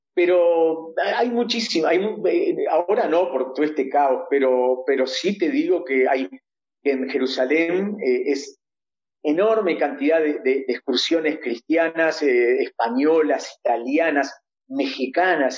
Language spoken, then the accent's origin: Spanish; Uruguay; moved away as an adult; now in Israel; nosotros somos uruguayos, nuestros chicos también son uruguayos